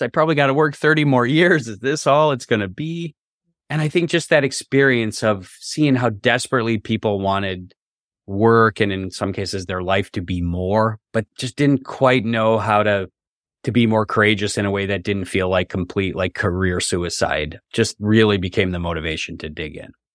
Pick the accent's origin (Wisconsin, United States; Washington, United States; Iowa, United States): Wisconsin, United States; also born or lived in Massachusetts / New York / Minnesota; now in Charlottesville, United States; I grew up in Wisconsin, way up in the north in the U S